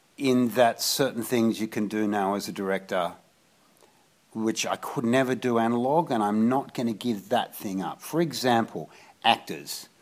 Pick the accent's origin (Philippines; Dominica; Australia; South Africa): Australia; growing up in Australia